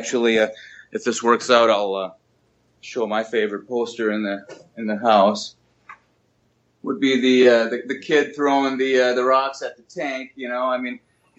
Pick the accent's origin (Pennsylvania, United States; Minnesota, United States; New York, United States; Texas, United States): Minnesota, United States; There were times, sure. I mean, it was, you know, pretty small white bread town.